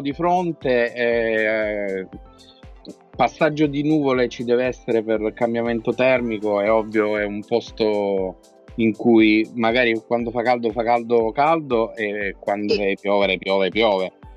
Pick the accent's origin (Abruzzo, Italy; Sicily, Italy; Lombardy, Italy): Abruzzo, Italy; noi poi siamo abruzzesi